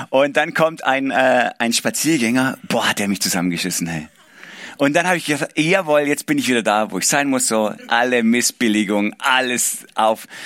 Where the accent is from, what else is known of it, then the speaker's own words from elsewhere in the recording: Baden-Württemberg, Germany; accent: Swabian; Ich komme aus dem Schwabenländle. Ich hoffe, man hört es nicht zu arg. Ich versuche es zu verbergen, aber Wahrscheinlich rutscht immer zwischendrin raus.